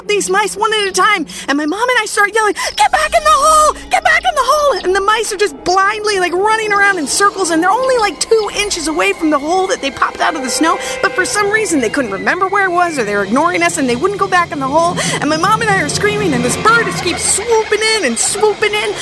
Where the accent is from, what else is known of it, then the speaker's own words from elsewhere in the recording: Minnesota, United States; I grew up in Minnesota